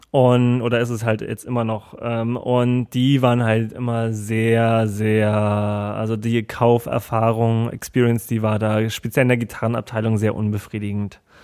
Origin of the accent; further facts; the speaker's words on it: Germany; ich komme aus Deutschland